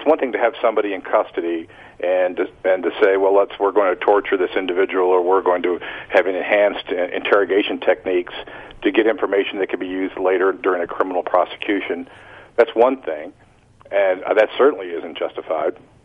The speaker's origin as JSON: {"language": "English", "country": "United States", "said": "as an American"}